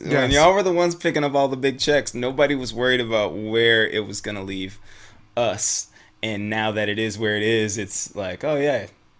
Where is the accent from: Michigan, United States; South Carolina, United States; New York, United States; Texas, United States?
Michigan, United States; moved away; I'm from Michigan originally